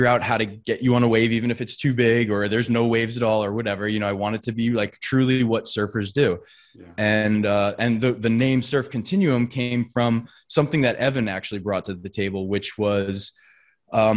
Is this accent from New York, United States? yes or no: yes; Long Island, New York, United States; We're from Long Island